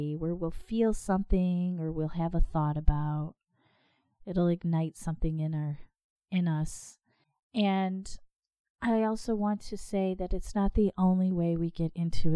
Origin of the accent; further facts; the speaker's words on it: Michigan, United States; I'm from Michigan